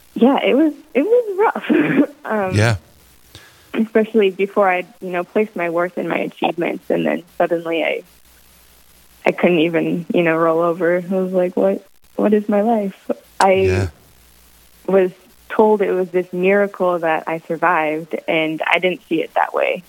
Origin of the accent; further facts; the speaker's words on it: Minot, North Dakota, United States; moved away as an adult; also born or lived in Michigan / Wisconsin; now in Southern Indiana, United States; my hometown of Minot, North Dakota